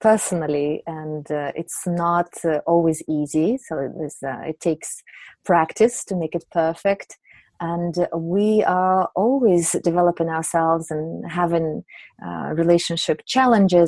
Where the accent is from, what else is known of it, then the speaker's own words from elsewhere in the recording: Siberia, Russia; also born or lived in St. Petersburg, Russia / London, United Kingdom / Geneva, Switzerland; now in United Kingdom; I come from Russia, from Siberia.